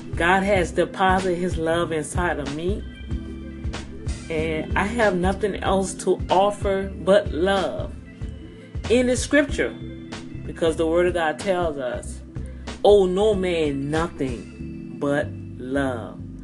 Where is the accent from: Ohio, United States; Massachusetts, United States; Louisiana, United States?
Louisiana, United States; New Orleans; now in Houston, United States; I'm from Louisiana, I'm from New Orleans, Louisiana.